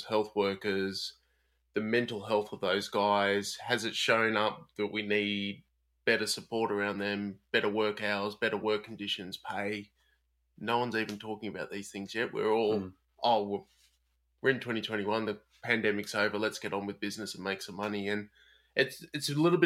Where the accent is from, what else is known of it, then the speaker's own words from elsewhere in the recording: Sydney, New South Wales, Australia; born and raised on Gadigal and Wangal lands in Sydney